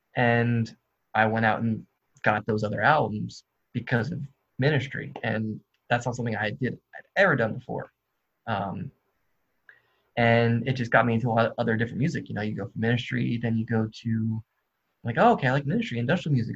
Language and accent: English; New Jersey, United States; moved away as an adult; now in Athens, United States; I was raised in New Jersey. I live in Athens, Georgia for the past four years